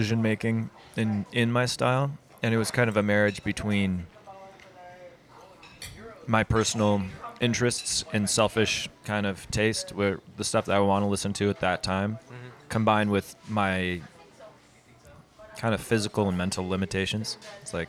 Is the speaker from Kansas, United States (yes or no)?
no; Mapleton, Utah, United States; also born or lived in Provo, Utah; Provo has always been obviously it's my hometown just because that's where I grew up in Mapleton